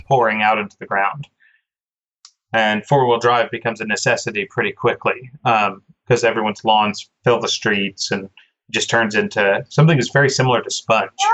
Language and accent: English; Oklahoma, United States; being an Oklahoma born and raised Oklahoman